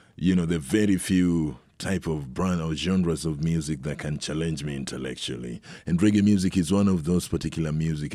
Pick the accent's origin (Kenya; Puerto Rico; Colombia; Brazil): Kenya; moved away; I'm from Kenya